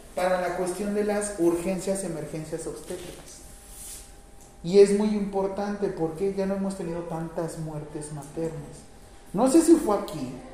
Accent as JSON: {"language": "Spanish", "country": "Mexico", "said": "como mexicanos"}